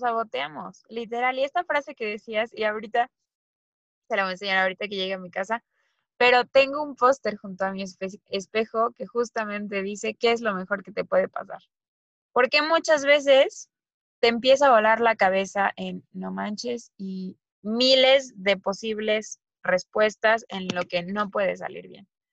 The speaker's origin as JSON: {"language": "Spanish", "country": "Mexico", "moved": "yes", "said": "nosotras somos mexicanas"}